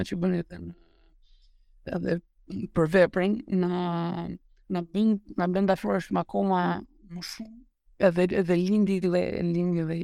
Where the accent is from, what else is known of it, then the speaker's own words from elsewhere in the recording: Albania; unë si shqiptar